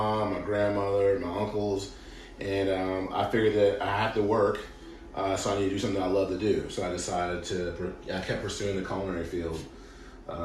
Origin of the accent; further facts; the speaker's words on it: Cleveland, Ohio, United States; now in Florida, United States; I am originally from Cleveland, Ohio